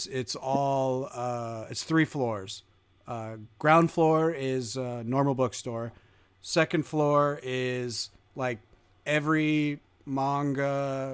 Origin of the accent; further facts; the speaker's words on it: New Jersey, United States; I was born in Jersey. Spent all my summers on the Holy. Jersey Shore.